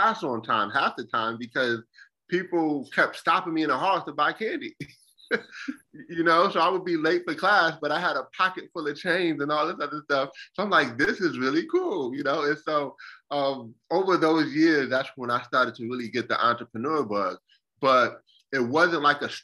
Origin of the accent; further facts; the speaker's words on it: Buffalo, New York, United States; moved away as an adult; now in South Carolina, United States; born and raised in Buffalo, New York, most of my years